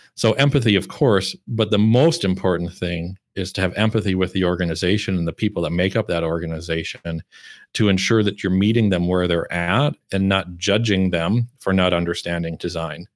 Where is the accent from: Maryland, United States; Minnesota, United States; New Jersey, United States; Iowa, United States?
Iowa, United States; moved away as an adult; also born or lived in Chicago / Minneapolis; now in Malmö, Sweden; I grew up and lived in the Midwest in Iowa and then Chicago and Minneapolis for over ten years